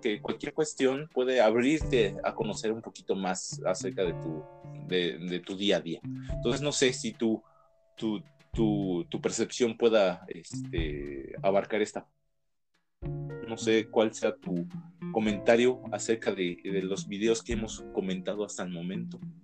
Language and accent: Spanish; Mexico; somos mexicanos